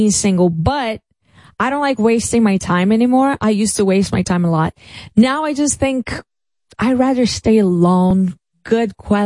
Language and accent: English; Brazil; I'm from Brazilian favelas.